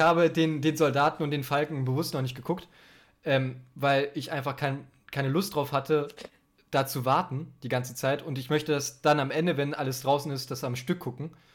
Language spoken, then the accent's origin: German; Germany; ich bin Deutscher, mein Englisch ist leider nicht so gut